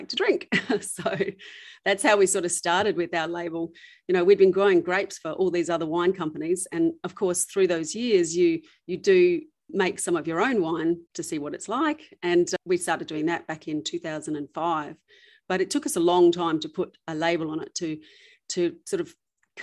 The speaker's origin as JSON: {"language": "English", "town": "Bordertown", "region": "South Australia", "country": "Australia", "tie": "born or raised there", "also_born_or_lived": "New York", "said": "we were born and raised in Bordertown, which is literally about an hour from where our vineyard is."}